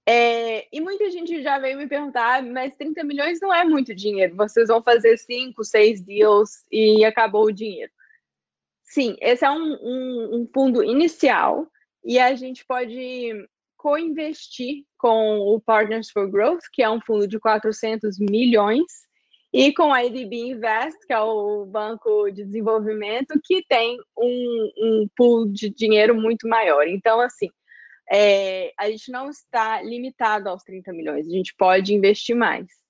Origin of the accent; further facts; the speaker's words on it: Belo Horizonte, Minas Gerais, Brazil; moved away as an adult; now in United States; sou de Belo Horizonte e tava em Belo Horizonte trabalhando com o meu pai